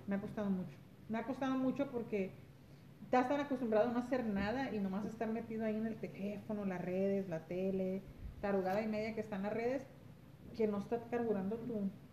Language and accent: Spanish; Los Angeles, California, United States; moved away; Soy originaria de Los Ángeles, California, padres mexicanos, Michoacán y Jalisco